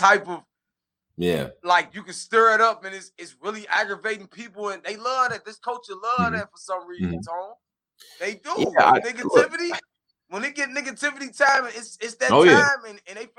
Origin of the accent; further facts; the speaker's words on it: Midwest, United States; I'm from the Midwest.